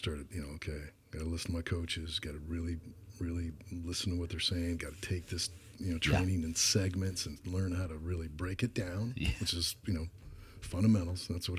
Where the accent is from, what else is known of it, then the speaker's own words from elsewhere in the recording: Tucson, Arizona, United States; University of Arizona, where I ended up playing